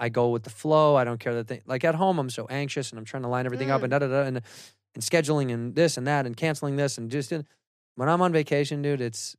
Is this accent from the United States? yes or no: yes; Chicago, Illinois, United States